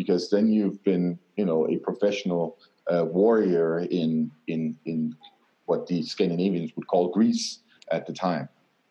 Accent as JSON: {"language": "English", "town": "Aarhus", "region": "Central Denmark Region", "country": "Denmark", "tie": "born or raised there", "said": "my hometown, Aarhus"}